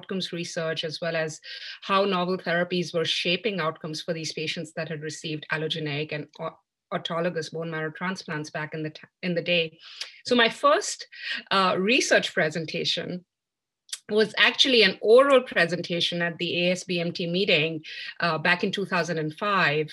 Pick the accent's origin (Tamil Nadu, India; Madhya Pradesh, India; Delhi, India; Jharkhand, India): Delhi, India; New Delhi; moved away as an adult; also born or lived in Birmingham, Alabama, United States; now in Philadelphia, United States; I grew up in New Delhi, India